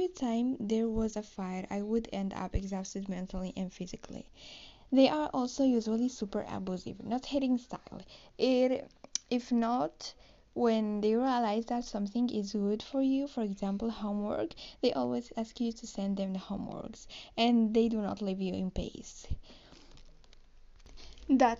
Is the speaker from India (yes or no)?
no; Spain; English is a second language; I'm from Spain, so I'm trying to pronounce the best I can, and because I'm not so good in English.